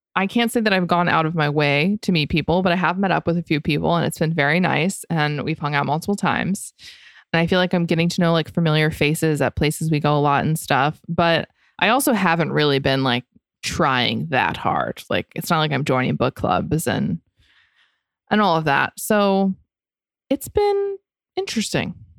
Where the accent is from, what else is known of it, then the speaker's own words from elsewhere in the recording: Florida, United States; I grew up in Florida